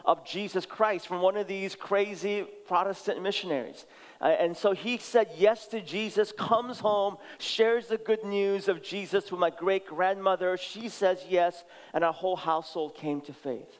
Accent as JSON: {"language": "English", "town": "San Francisco", "region": "California", "country": "United States", "tie": "born or raised there", "also_born_or_lived": "Seoul, South Korea", "said": "I was born in Seoul, South Korea, and immigrated when I was 6 years old. Immigrated directly to San Francisco, so we grew up in the city."}